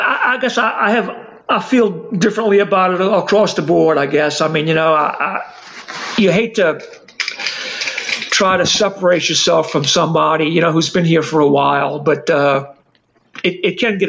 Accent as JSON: {"language": "English", "town": "New Orleans", "region": "Louisiana", "country": "United States", "said": "if you come to New Orleans, you're not aware, we don't speak like we're from the South so much as we speak like we're from New York City."}